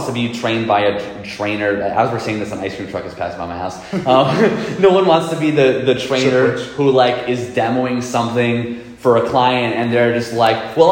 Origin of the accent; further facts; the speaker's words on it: New York City, New York, United States; I'm from Queens, New York. That's where I grew up